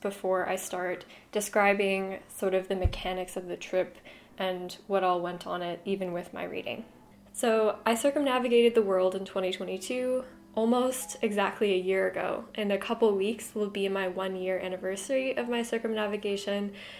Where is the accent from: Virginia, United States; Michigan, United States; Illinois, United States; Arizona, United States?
Arizona, United States; Tucson; my hometown of Tucson, Arizona.